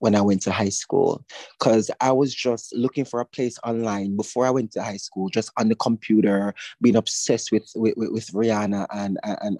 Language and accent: English; Old Harbour Bay, Saint Catherine, Jamaica; also born or lived in Kingston; I was born and raised in a community called Old Harbor Bay.